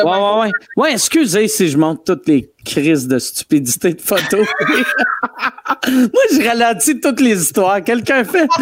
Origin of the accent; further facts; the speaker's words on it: Quebec City, Quebec, Canada; je viens de Québec